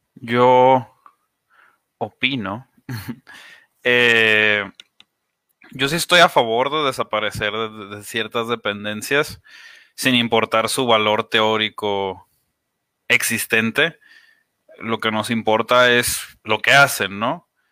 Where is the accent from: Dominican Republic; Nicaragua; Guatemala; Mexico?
Mexico; somos mexicanos